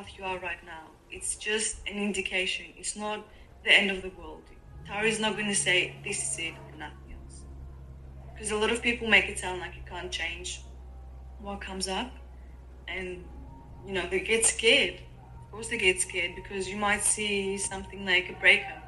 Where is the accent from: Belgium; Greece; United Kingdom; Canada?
Greece; moved away as an adult; now in Melbourne, Australia; I grew up in Greece